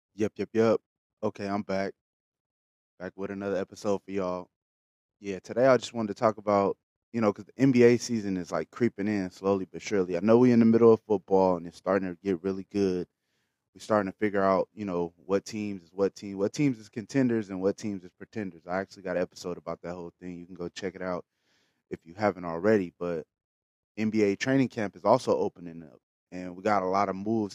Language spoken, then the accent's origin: English; California, United States; I'm from California, that's damn near my backyard